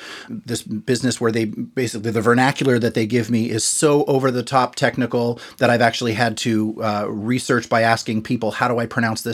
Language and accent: English; Massachusetts, United States; I grew up in Massachusetts.